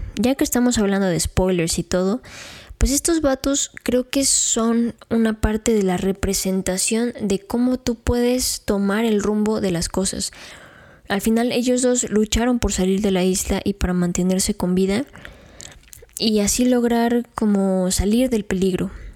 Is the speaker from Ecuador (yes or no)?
no; Mexico; conforme vamos creciendo como mexicanos